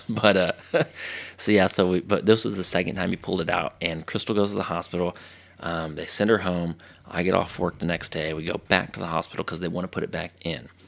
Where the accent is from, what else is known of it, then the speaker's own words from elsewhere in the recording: Texas, United States; from Texas.